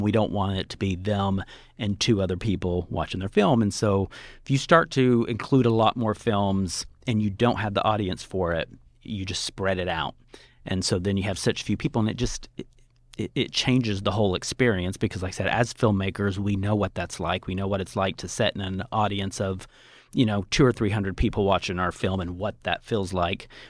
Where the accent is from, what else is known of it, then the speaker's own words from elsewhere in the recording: Tonkawa, Oklahoma, United States; moved away; my hometown in Oklahoma